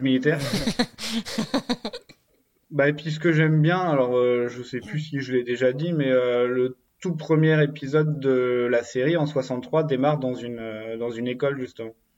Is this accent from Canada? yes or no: no; Brittany, France; je suis breton